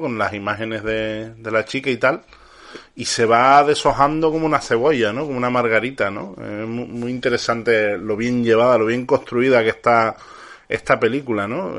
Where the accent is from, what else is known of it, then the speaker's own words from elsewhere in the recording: Canary Islands, Spain; now in Andalusia, Spain; yo no soy andaluz, soy canario, pero ya como llevo tantos años adoptado en esta maravillosa tierra, como si fuera andaluz.